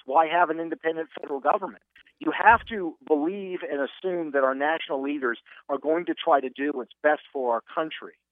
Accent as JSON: {"language": "English", "town": "Seattle", "region": "Washington", "country": "United States", "tie": "born or raised there", "also_born_or_lived": "Oxford / Stanford / Florida", "moved": "as an adult", "said": "I grew up in Seattle, Washington"}